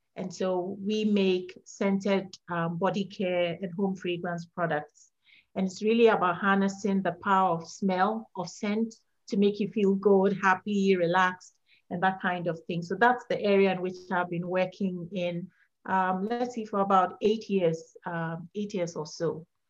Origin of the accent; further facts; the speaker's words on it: Ghana; moved away as an adult; now in Virginia, United States; I'm from Ghana, West Africa, and I moved to the US in 2012.